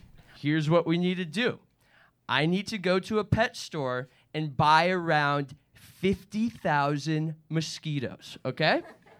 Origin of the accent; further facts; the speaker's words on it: Canada; I am a nerd from Canada.